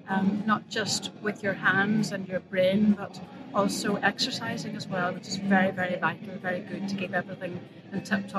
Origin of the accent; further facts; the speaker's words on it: Belfast area, Northern Ireland, United Kingdom; I'm from Beaver, not too far from here.